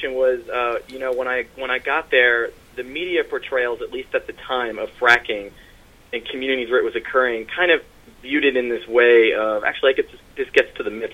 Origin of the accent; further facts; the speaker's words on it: Pennsylvania, United States; now in New York, United States; I'm from southeastern Pennsylvania outside of Philadelphia